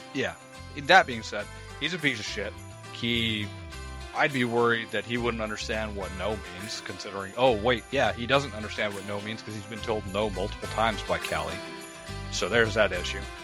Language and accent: English; New Mexico, United States; I grew up in New Mexico. I didn't grow up in California